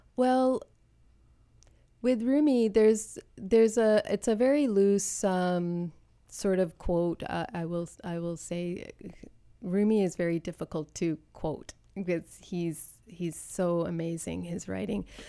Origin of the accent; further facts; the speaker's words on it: Canada; being born and raised in Canada